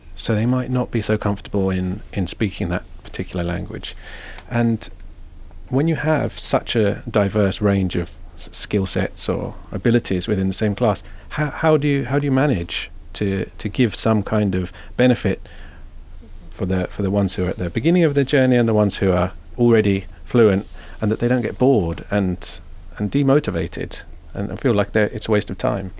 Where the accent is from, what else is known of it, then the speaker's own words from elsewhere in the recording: Twickenham, London, United Kingdom; moved away as an adult; now in Finland; I grew up in, in West London, uh, in, in Twickenham